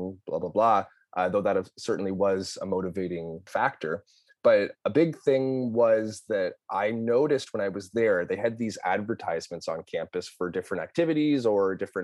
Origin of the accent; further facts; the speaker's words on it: Toronto, Ontario, Canada; moved away as an adult; also born or lived in Lynchburg, Virginia, United States; I am from Toronto, Ontario, Canada, born and raised here